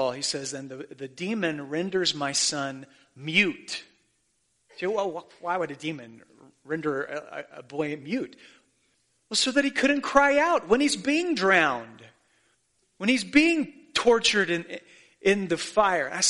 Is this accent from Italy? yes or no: no; Haiti; when they find out I'm from Haiti, do you know what they want to talk about?